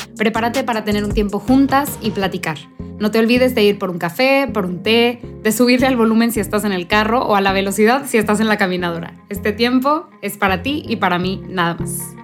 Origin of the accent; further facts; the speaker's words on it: near the US border, northern Mexico, Mexico; yo crecí en México, en, específicamente en el norte de México, muy cercano a la frontera con Estados Unidos